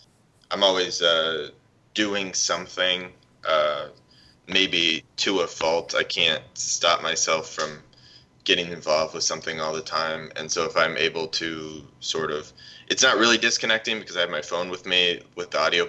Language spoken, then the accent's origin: English; Washington, United States; moved away as an adult; now in Florida, United States; I'm actually originally from Washington, not exactly where John lives, but we sort of grew up together and went to high school together before I moved down to Florida.